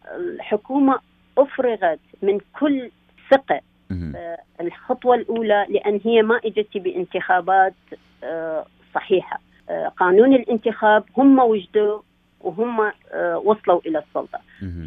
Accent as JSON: {"language": "Arabic", "country": "Iraq", "moved": "yes", "lives_now": "Canada", "said": "كعراقيين موجودين هنايا"}